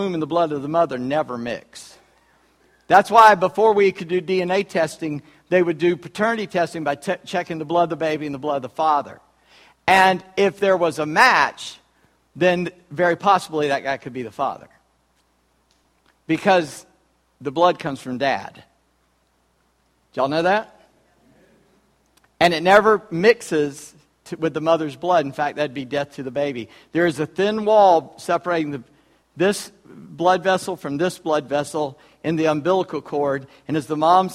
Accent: Charleston, South Carolina, United States; I was born in Charleston, South Carolina, on July 21, 1959

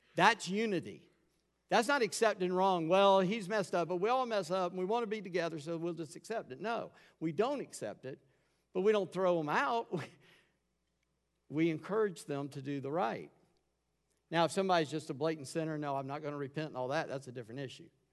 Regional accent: Charleston, United States; I grew up in Charleston

